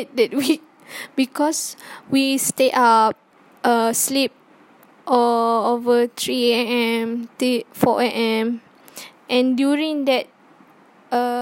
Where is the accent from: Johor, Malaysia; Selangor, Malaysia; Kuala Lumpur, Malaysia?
Johor, Malaysia; I'm from the Selatan Tanah Air, Johor